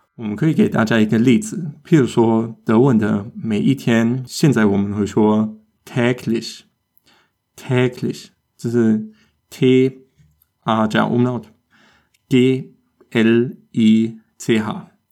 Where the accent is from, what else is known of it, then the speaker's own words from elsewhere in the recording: Germany; 这我们德国人也有时候搞错